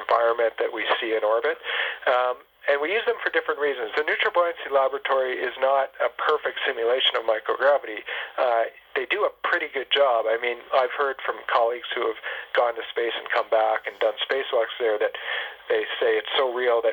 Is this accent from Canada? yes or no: yes; Canada; moved away as an adult; now in Houston, United States; we're Canadian